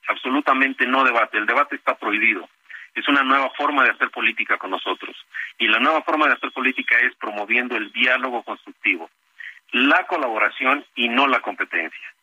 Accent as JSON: {"language": "Spanish", "country": "Mexico", "moved": "yes", "lives_now": "United States", "said": "Somos tan mexicanas y tan mexicanos como quienes residen en territorio nacional"}